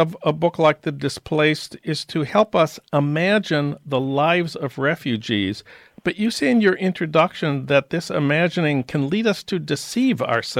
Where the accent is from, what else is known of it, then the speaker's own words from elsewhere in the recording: St. Paul, Minnesota, United States; I'm from St. Paul, Minnesota, and, of course, the Twin Cities are one of the main places in the United States that the Hmong immigrated to, and there's a big community there, which actually is pretty well known.